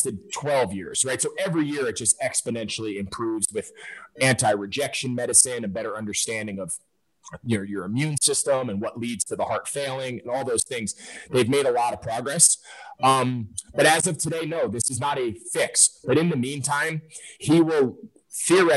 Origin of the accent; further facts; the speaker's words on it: Wayne, New Jersey, United States; my hometown in Wayne, New Jersey